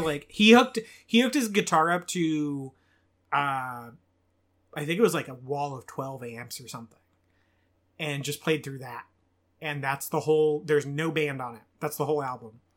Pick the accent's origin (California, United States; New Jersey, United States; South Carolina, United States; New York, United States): California, United States; Bakersfield; I'm from Bakersfield, California, and that is the home of …